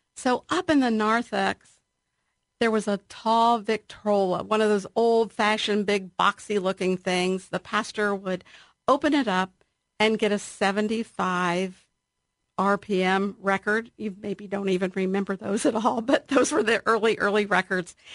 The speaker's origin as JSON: {"language": "English", "town": "Columbus", "region": "Ohio", "country": "United States", "tie": "born or raised there", "said": "I grew up in Alton, which is on the west side of Columbus"}